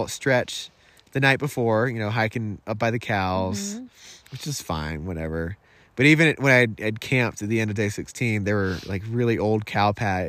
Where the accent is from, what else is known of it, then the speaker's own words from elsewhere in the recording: United States; I'm glad I was born a man in America.